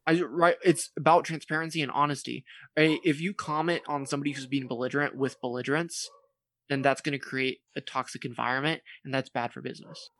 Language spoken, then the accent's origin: English; California, United States; I'm from California